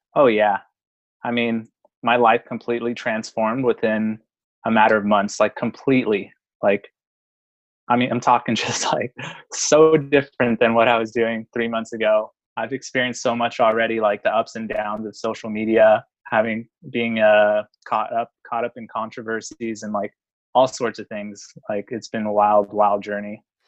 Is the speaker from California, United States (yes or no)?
yes; San Francisco, California, United States; I'm from San Francisco, California